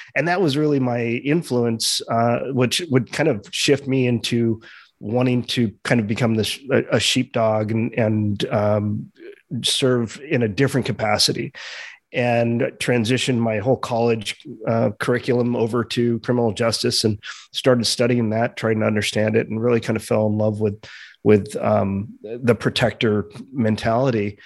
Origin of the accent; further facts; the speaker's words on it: Los Angeles, California, United States; I grew up in Los Angeles in kind of a, a Hollywood family